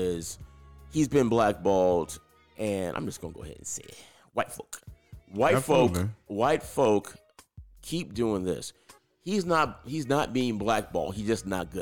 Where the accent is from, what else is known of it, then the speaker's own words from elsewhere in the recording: Tampa, Florida, United States; also born or lived in New Jersey; I'm Tampa, man. Born in Jersey, left at 5